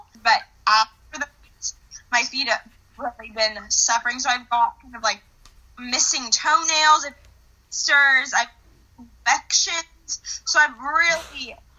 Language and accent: English; Atlanta, Georgia, United States; moved away as an adult; now in Clemson, United States; I am also originally from Atlanta, Georgia